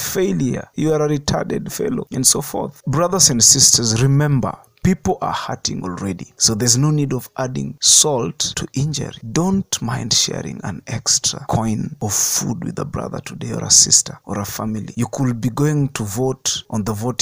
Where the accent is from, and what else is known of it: Kenya